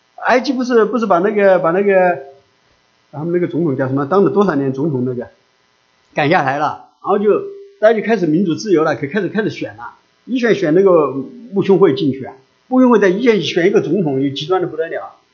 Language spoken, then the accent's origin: Chinese; China; 我们中国人